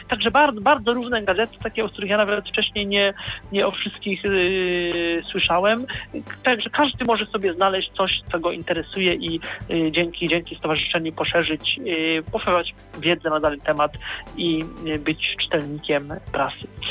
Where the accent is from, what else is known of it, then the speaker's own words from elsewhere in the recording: Poznań, Greater Poland, Poland; jestem z Poznania